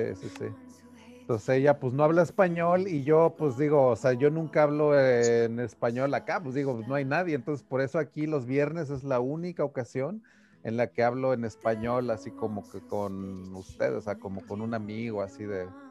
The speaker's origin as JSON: {"language": "Spanish", "town": "Taxco", "region": "Guerrero", "country": "Mexico", "tie": "born or raised there", "also_born_or_lived": "Cuernavaca, Morelos / Mexico City / Italy", "moved": "as an adult", "lives_now": "United States", "said": "nací en Cuernavaca, en Morelos, pero luego, luego, pues me crié en Tasco Guerrero"}